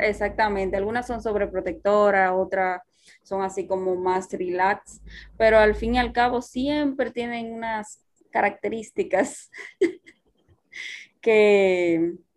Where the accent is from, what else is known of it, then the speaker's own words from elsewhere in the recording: Dominican Republic; somos de República Dominicana